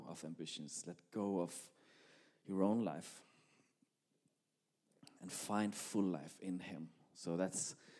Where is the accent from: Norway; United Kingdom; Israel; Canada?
Norway; English is a second language; moved away as an adult; now in Malmö, Sweden; English is not my first language, but you will probably understand me anyway. I'm Norwegian